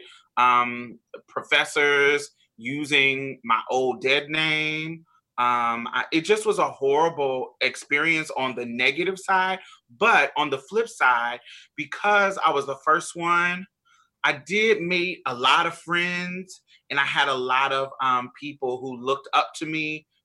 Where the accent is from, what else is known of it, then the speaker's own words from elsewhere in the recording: Indiana, United States; moved away; also born or lived in Boston, Massachusetts / Mississippi; I'm from Indiana. So that's like the Midwest